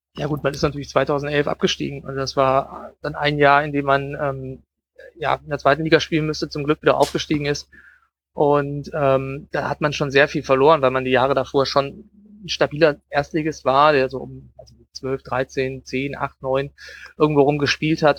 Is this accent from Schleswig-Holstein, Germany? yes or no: no; Düsseldorf, North Rhine-Westphalia, Germany; ich komme aus Düsseldorf